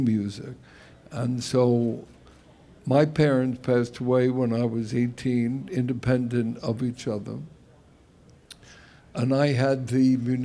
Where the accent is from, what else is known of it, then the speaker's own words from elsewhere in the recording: New York City, New York, United States; I certainly am indebted to Brooklyn